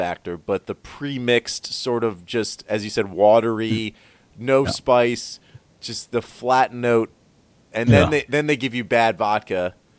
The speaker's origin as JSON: {"language": "English", "region": "Maryland", "country": "United States", "said": "I'm from Maryland."}